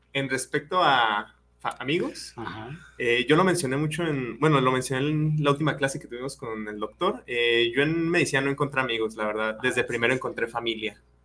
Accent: Yahualica, Jalisco, Mexico; mi pueblo, yo soy de Yagualica

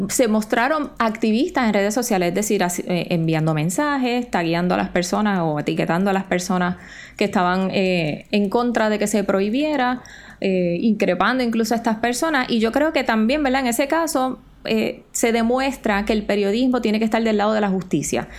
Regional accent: Puerto Rico; Nosotros somos territorio estadounidense, pero no somos Estado.

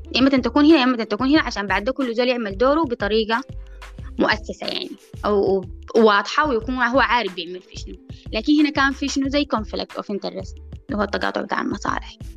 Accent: Sudan; إحنا كمجتمع سوداني

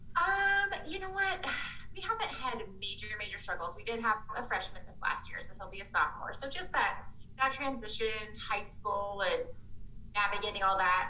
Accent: Sonora, California, United States; moved away as an adult; now in Gallatin Gateway, United States; my husband and I both actually are from Sonora, California, which is a super small little mountain town in California

